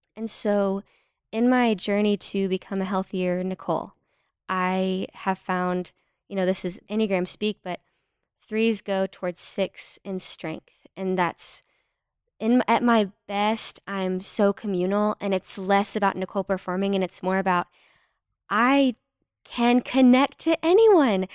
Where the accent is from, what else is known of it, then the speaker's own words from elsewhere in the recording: Fort Worth, Texas, United States; I'm from Fort Worth, Texas